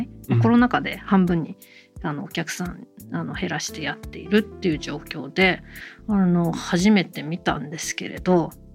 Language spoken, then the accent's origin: Japanese; Kanagawa, Japan; 私あの神奈川県育ち神奈川なん